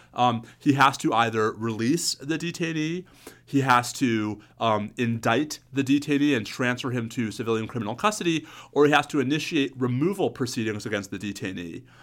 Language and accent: English; New York, United States; As a New Yorker growing up in the nineteen eighties